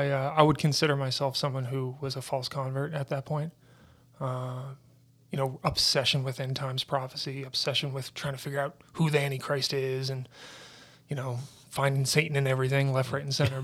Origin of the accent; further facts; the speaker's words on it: St. John's, Newfoundland and Labrador, Canada; also born or lived in Stephenville; I'm from Stephenville is where I was born. I was adopted, so I've grown up in St. John's, Newfoundland. So St. John's is my home.